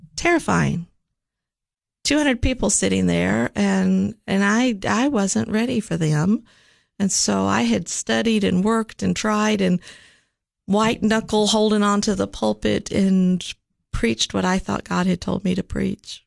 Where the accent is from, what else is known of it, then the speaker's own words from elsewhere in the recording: Nashville, Tennessee, United States; also born or lived in Richmond, Virginia; I grew up actually in Nashville